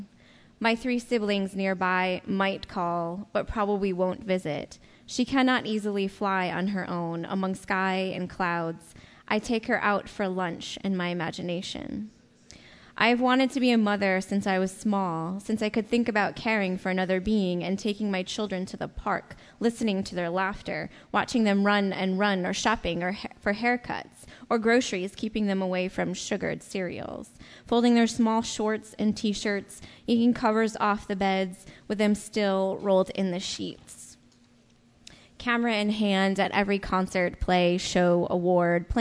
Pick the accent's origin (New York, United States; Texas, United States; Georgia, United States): New York, United States; Rochester; I'm Seneca ancestry, and I come from the Rochester, New York area